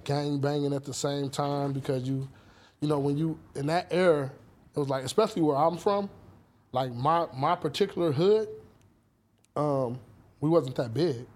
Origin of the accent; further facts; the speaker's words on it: Los Angeles, California, United States; I was born and raised here. I was born in Cedar Sinai